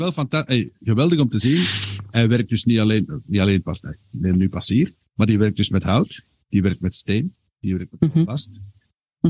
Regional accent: Herentals, Flanders, Belgium; ik ben van Herentals afkomstig.

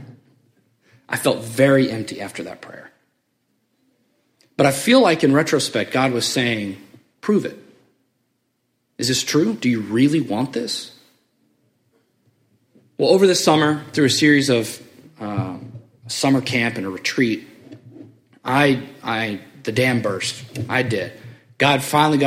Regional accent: Memphis, Tennessee, United States; also born or lived in Springfield; I'm from Memphis.

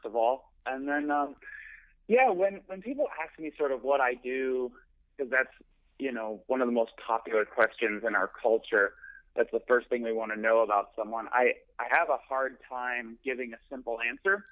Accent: Chicago, Illinois, United States; moved away; I'm from Chicago mm-hmm. originally, um, in the suburbs

